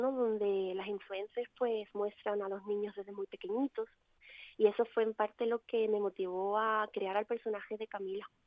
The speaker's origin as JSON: {"language": "Spanish", "town": "Cádiz", "region": "Andalusia", "country": "Spain"}